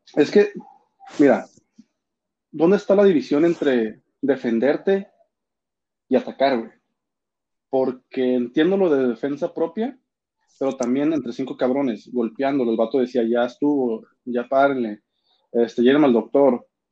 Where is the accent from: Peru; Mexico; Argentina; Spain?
Mexico; Somos vecinos de Estados Unidos